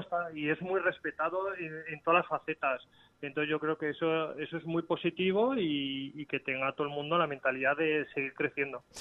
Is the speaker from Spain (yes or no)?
yes; Navarre, Spain; mi casa, en mi tierra